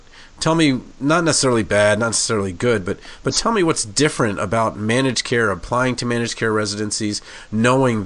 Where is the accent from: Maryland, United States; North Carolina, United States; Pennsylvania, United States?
Maryland, United States; Baltimore suburbs; I came from the suburbs and went to Baltimore